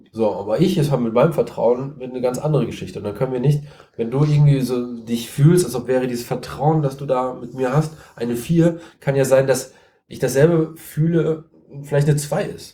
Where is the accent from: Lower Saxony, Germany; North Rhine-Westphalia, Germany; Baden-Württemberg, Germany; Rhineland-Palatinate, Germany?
North Rhine-Westphalia, Germany; Siegen; ich komme aus Siegen, ich wohne in Siegen